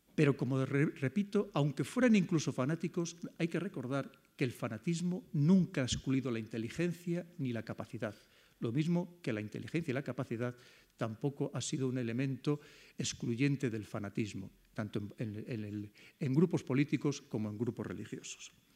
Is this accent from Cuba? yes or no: no; Spain; como españoles